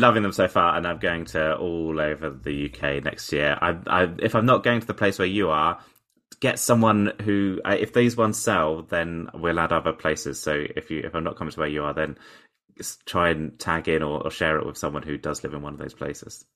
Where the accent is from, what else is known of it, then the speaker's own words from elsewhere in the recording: Portsmouth, South East England, United Kingdom; in Portsmouth, actually, in my hometown